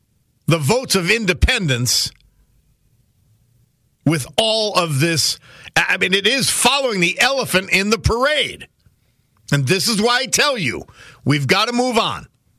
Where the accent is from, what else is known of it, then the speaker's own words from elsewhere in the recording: Missouri, United States; I'm from Missouri.